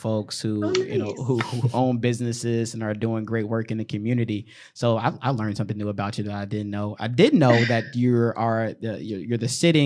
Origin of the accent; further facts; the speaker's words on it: Chicago, Illinois, United States; we're from Chicago. We're from the South Side